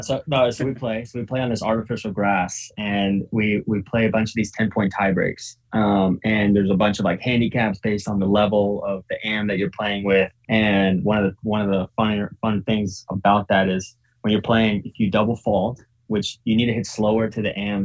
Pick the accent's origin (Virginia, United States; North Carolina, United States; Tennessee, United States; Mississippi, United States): Virginia, United States; Northern; also born or lived in Ukraine / Florida; I grew up in Northern Virginia